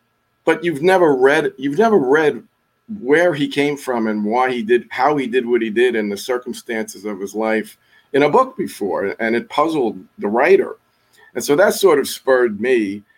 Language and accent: English; Yonkers, New York, United States; I'm a guy from Yonkers, New York. Grew up on top 40 AM radio.